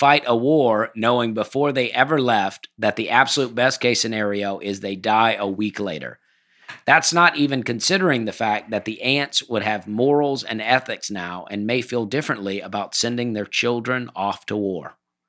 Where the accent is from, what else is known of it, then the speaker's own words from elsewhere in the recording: Florida, United States; Growing up in Florida, we knew going in the water wasn't going to save you.